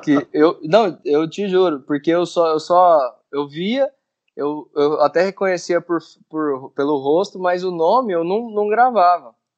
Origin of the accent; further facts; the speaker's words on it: Vianópolis, Goiás, Brazil; moved away as an adult; now in Goiânia, Brazil; eu sou goiano, né? Não sou goianiense. Eu, eu sou de uma cidade que fica a 80 quilômetros de Goiânia, chama Vianópolis